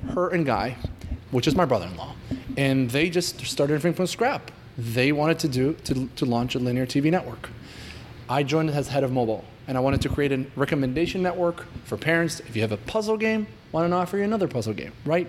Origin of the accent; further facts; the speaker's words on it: Israel; moved away as an adult; now in United States; I was born and raised in Israel. I moved to the US about four years ago